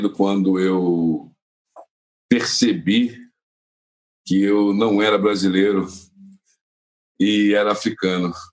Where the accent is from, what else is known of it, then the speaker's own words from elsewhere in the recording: Brazil; as pessoas sabem que eu venho do Brasil.